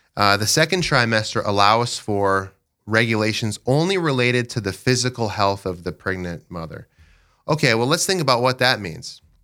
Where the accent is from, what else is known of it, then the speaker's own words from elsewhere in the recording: Dell Rapids, South Dakota, United States; I'm from Del Rapids. I live in Dells with my wife, Sheila